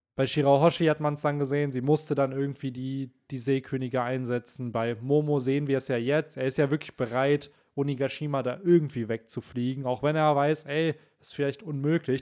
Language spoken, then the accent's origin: German; Bielefeld, North Rhine-Westphalia, Germany; hier bei uns in Bielefeld